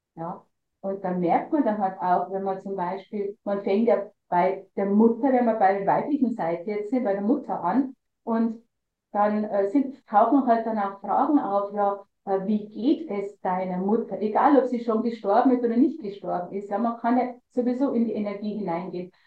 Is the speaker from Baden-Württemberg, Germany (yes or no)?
no; Lower Bavaria, Germany; ich war schon wirklich gut in der Kunstszene bei uns in Niederbayern dabei